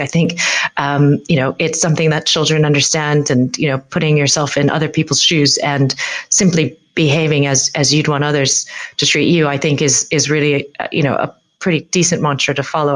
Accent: United States; now in United Kingdom; as an American

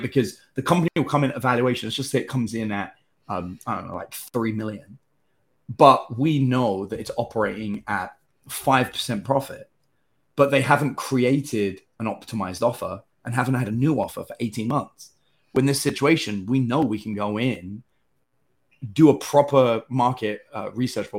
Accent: England, United Kingdom; now in United States; As an English person

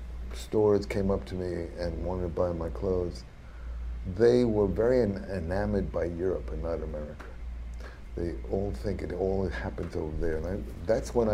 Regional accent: United States; as an American

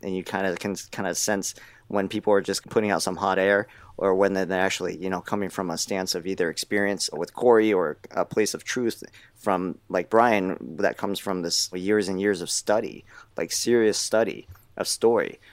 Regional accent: United States; I was born in the States

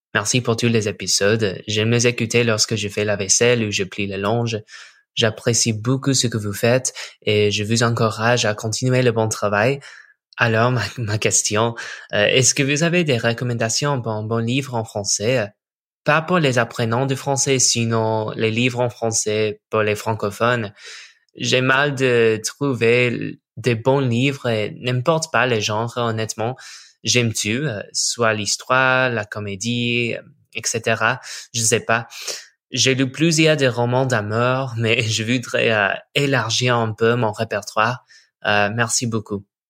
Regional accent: United States; French is a second language; je suis américain

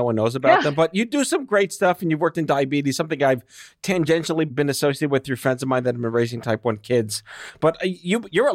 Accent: New York City, New York, United States; I grew up on Staten Island

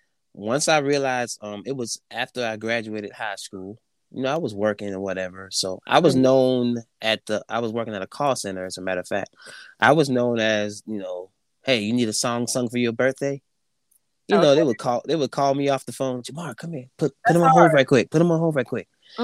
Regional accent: Andrews, South Carolina, United States; Yeah, little small town of Andrews, South Carolina.

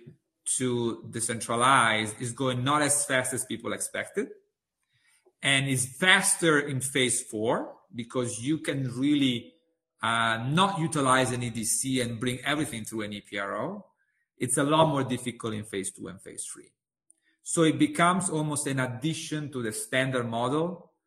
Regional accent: Italy; moved away; my home country in Italy

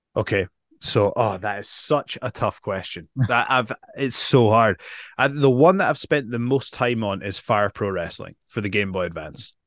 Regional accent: Edinburgh, Scotland, United Kingdom; I'm from Edinburgh, Scotland

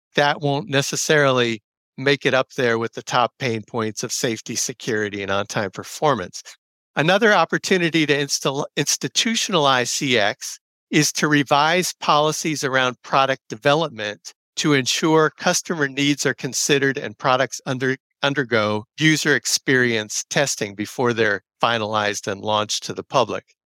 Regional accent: New Jersey, United States; moved away; I'm originally from New Jersey. I grew up riding the, uh, old Conrail system that preceded New Jersey Transit

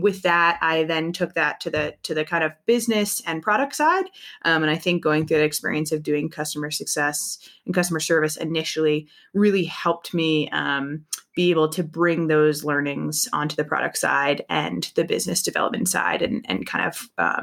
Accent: East Coast, United States; now in San Francisco, United States; I grew up on the East Coast

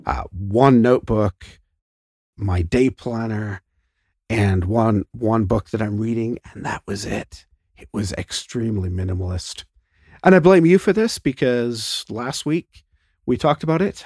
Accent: Canada; Canada is, you know, we're, we're, we think we're British, but we also think we're American

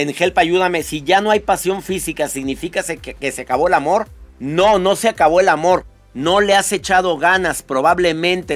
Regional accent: Monterrey, Nuevo León, Mexico; Yo soy de Nuevo León, de Monterrey

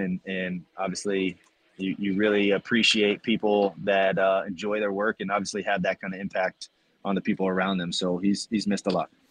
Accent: Tampa, Florida, United States; growing up in Tampa

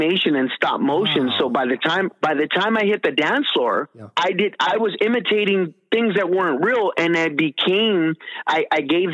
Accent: California, United States; I am from California

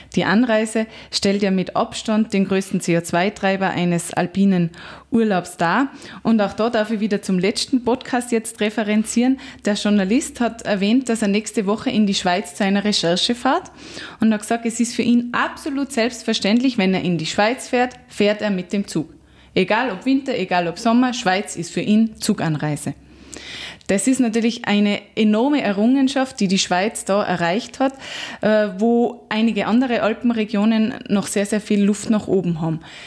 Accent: Austria; als Einheimischer

